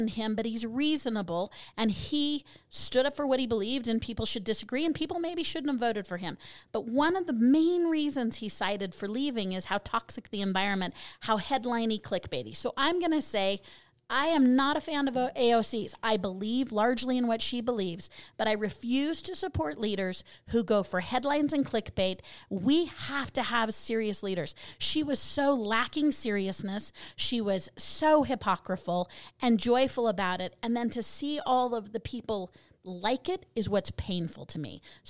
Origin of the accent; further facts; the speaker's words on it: Colorado, United States; So I as many know, I'm originally from Colorado. So I'm going to have to move back there.